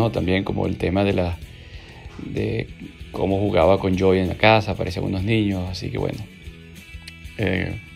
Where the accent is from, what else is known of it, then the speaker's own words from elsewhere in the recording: Venezuela; now in Argentina; venezolano que vive en Argentina, de 44 años.